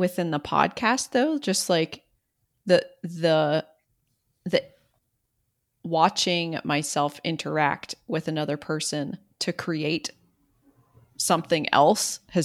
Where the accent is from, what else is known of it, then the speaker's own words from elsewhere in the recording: Southwest Pennsylvania, United States; I'm from Southwest Pennsylvania.